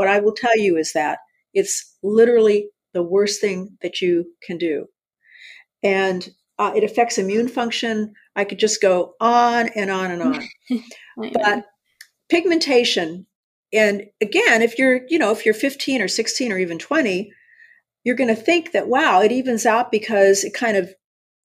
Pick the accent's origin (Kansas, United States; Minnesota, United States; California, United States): California, United States; San Diego; I was raised in Southern California in San Diego